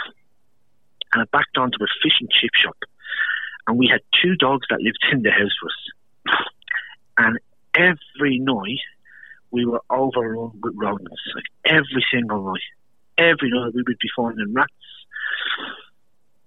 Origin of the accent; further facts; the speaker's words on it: Dublin, Leinster, Ireland; moved away as an adult; also born or lived in Algarve, Portugal; now in Brisbane, Australia; I'm from Dublin, Ireland. So I immigrated out to Australia in 2006